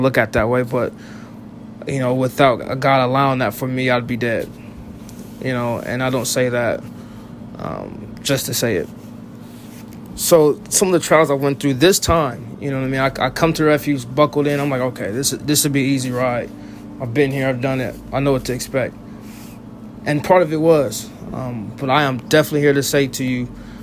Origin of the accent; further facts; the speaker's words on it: Russellville, Ohio, United States; I'm from Russellville, Ohio